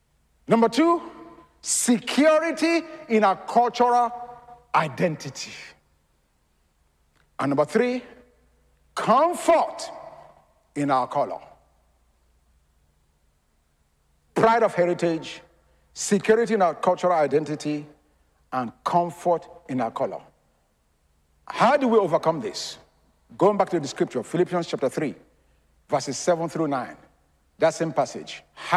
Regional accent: Philadelphia, Pennsylvania, United States; I'm a Yankee. You meet me in New York, man. I'm from Philly, the city of brotherly love.

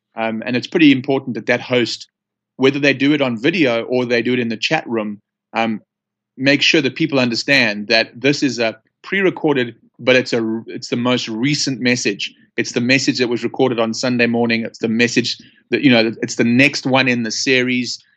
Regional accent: Johannesburg, Gauteng, South Africa; accent: South African; now in United States; I'm from Johannesburg, South Africa

